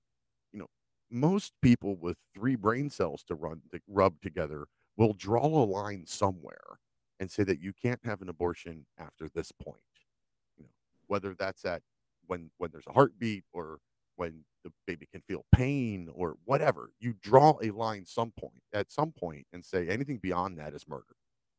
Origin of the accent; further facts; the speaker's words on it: United States; Things that I saw growing up in America